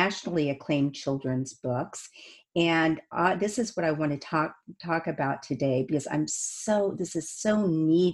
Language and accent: English; Indiana, United States; I'm from Indiana